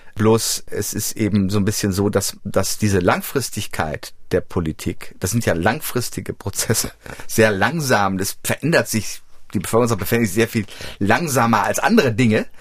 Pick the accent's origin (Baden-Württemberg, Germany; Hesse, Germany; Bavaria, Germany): Hesse, Germany; Frankfurt; moved away; ich komme ja ursprünglich aus Frankfurt, aus dem Frankfurter Raum.